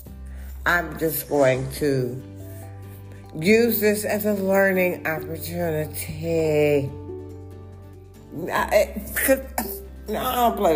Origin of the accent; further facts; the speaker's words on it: Detroit, Michigan, United States; also born or lived in Ferndale, Michigan; I was actually born and raised in Detroit, Michigan